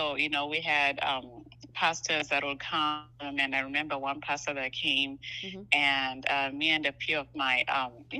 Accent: Zimbabwe; now in United States; I'm originally from Zimbabwe, which is on the southern part of Africa.

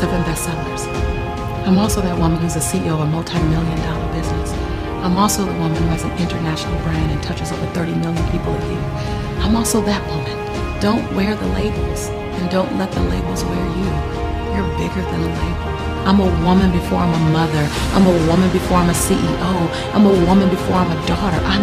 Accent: Los Angeles, California, United States; I'm a girl from South Central LA. Living between the Harlem Crip 30s and the Rolling 60s. Had three fights a week to get home from school

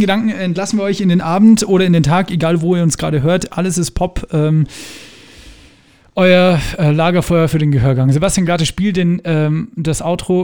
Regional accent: Germany; ich komme ja aus der Gegend, wo Tschechien sehr nahe ist.

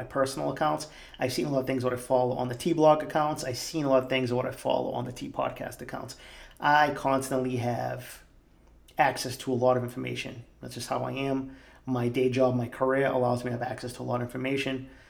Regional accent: Boston, Massachusetts, United States; growing up in East Boston

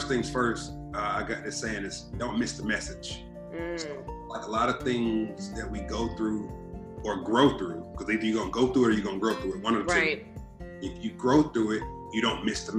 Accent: Atlanta, Georgia, United States; growing up in Southwest Atlanta

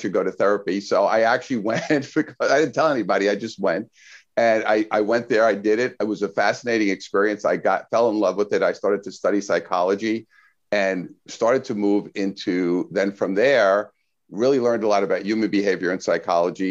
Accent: New York City, New York, United States; moved away as an adult; now in Southern California, United States; I'm from Brooklyn originally as a kid, grew up there

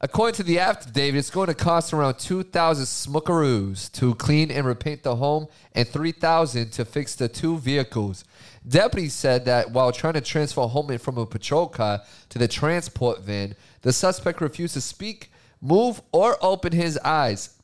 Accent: Massachusetts, United States; I was bred into being a Democrat 'cause I was from Massachusetts

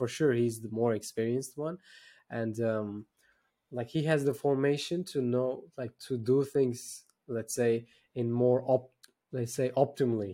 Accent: Turkey; I'm based in Turkey, by the way. I'm from Turkey.

